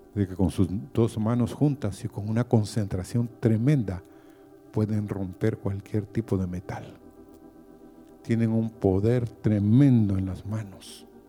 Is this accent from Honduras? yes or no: yes; Honduras; Como hondureños